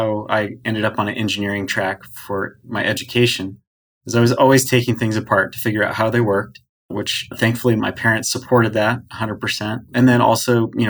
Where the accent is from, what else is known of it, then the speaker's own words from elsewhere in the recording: Washington, United States; I grew up in Washington State and started flying actually with my grandpa.